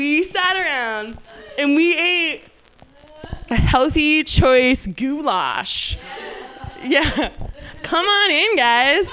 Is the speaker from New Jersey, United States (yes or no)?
yes; New Jersey, United States; moved away; I'm from New Jersey, and that happens a lot. We don't really have that out here because we don't really have weather, but so growing up in New Jersey in the summers